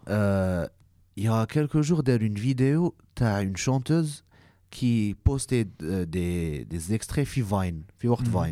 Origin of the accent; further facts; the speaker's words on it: Algeria; حنا en tant qu'algérien